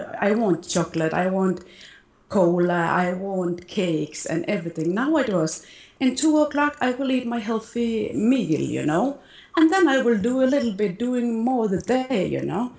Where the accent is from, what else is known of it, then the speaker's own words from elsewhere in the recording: Denmark; now in Malta; I am from Denmark, but I live in Malta